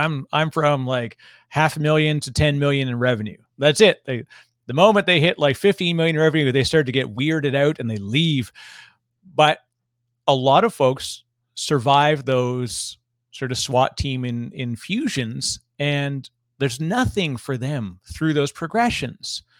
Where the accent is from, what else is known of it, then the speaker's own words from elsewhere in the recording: Toronto, Ontario, Canada; I'm from Toronto originally